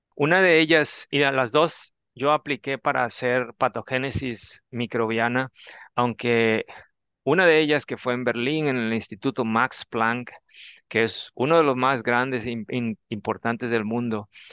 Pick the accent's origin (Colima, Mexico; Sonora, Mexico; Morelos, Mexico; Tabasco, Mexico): Tabasco, Mexico; moved away as an adult; regresar a mi pueblo, lo voy a tener que decir, soy tabasqueño, a Tabasco